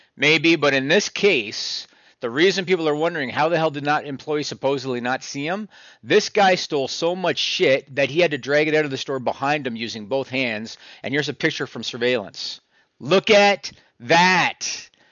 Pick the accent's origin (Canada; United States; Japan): Canada; I'm Canadian, so I don't even think we have Trader Joe's up here